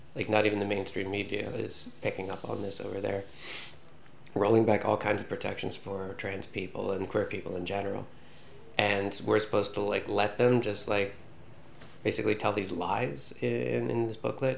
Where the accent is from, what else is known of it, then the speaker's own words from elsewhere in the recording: United States; now in Iceland; as an American citizen